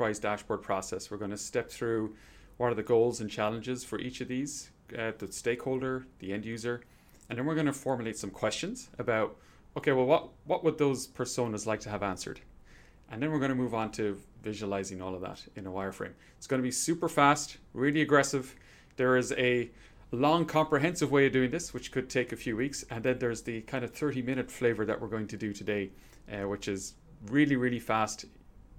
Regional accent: Ireland; where I grew up in Ireland

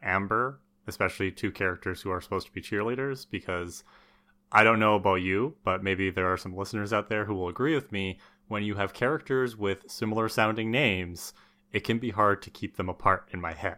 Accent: Thunder Bay, Ontario, Canada; where we grew up in Thunder Bay

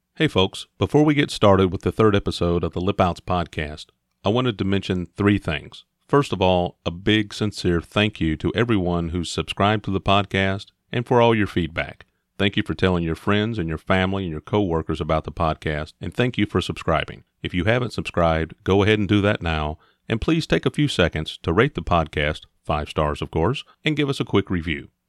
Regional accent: Indiana, United States; I grew up in Indiana

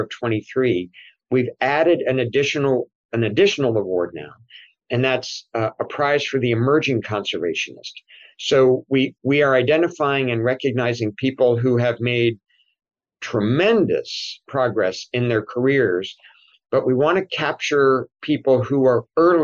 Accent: Washington, District of Columbia, United States; moved away as an adult; also born or lived in Des Moines, Iowa; now in Indianapolis, United States; I was born right in Washington, D.C.

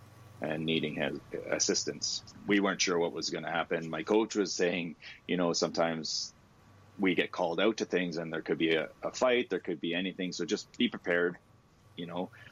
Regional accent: Ottawa, Ontario, Canada; I grew up in Bayshore

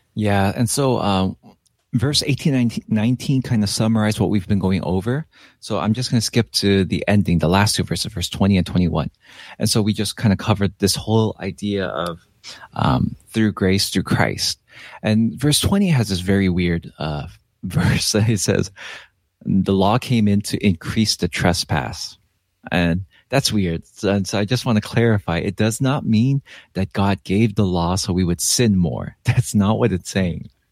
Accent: Los Angeles, California, United States; I am Korean American, uh, but I was born and raised in Los Angeles

